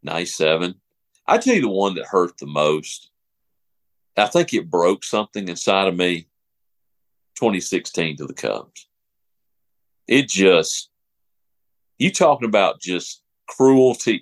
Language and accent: English; Alabama, United States; People thought I was from Texas when I would talk. Hey, you from Texas? No, I'm from Alabama.